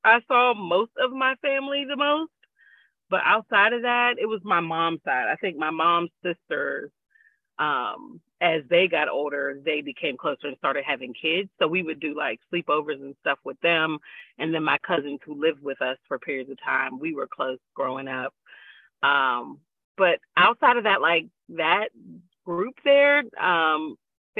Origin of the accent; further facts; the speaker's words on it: Pittsburgh, Pennsylvania, United States; I am a Pittsburgh born and raised kind of woman.